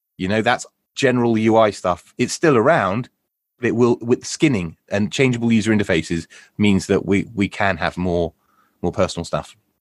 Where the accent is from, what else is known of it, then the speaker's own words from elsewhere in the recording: United Kingdom; we're British. We're British guinea pigs